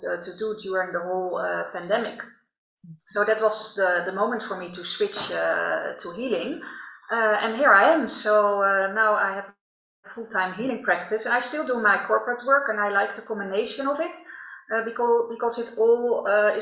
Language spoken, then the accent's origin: English; Netherlands; accent: Dutch; English is a second language; also born or lived in Rotterdam; I'm Dutch, by the way, as you can probably hear by my accent